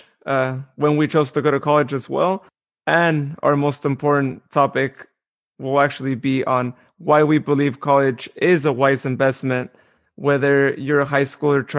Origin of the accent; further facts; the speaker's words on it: Modesto, California, United States; my hometown in Modesto, California